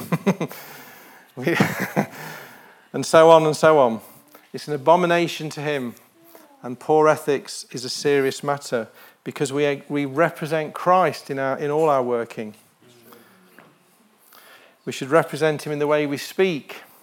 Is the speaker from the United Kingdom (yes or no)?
yes; United Kingdom; I was born in the United Kingdom